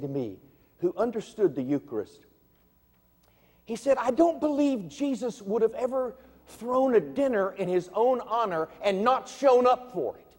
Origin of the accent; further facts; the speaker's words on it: Virginia, United States; I come from Virginia